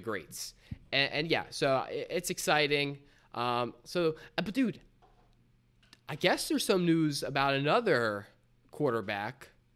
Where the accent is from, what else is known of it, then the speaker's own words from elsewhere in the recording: Delaware, United States; we're Delaware, we're from Delaware